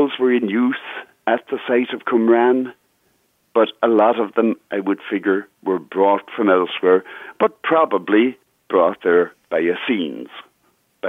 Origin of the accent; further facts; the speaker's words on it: Ireland; now in United States; I'm not Irish American, Pat. I'm Irish